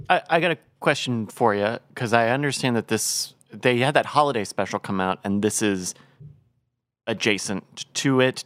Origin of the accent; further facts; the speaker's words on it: Virginia, United States; I grew up in Virginia, where it is entirely Anheuser-Busch country